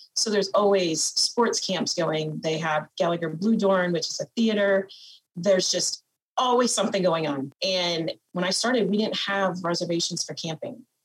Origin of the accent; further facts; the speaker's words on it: Fort Atkinson, Iowa, United States; I'm originally from Winneshiek County, which is about an hour north of northeast of me here, um, in a small town called Fort Atkinson, where I grew up